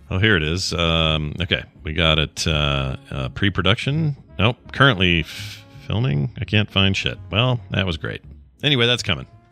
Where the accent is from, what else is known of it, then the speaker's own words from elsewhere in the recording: Utah, United States; we're both from Utah, the land of pyramid schemes